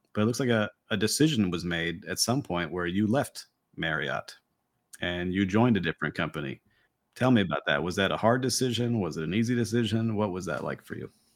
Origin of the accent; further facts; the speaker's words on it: Miami, Florida, United States; here in my hometown of Miami